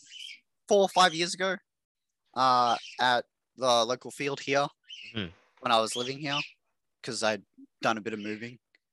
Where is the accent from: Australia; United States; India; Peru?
Australia; Queensland; now in Mackay, Australia; Well, I'm in the Texas of Australia, known as Queensland. Grew up moving everywhere, been everywhere in Queensland. Everywhere sucks. Currently living in Mackay, which is this average size little